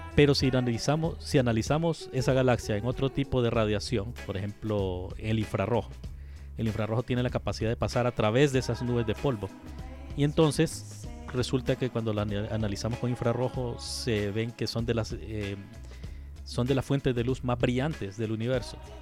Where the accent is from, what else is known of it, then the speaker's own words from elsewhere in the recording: Honduras; estoy yo de vocal como hondureño